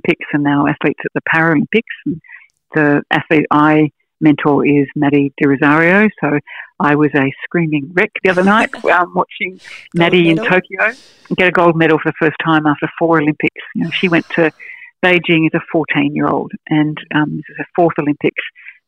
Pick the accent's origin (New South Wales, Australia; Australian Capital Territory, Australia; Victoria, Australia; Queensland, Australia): Australian Capital Territory, Australia; Canberra; I'm from Canberra